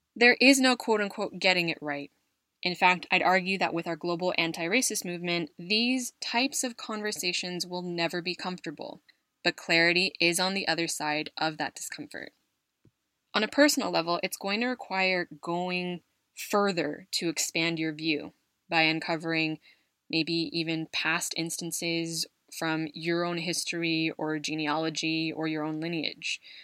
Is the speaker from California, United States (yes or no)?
yes; California, United States; moved away as an adult; now in Madrid, Spain; my arrival in Madrid from my home state of California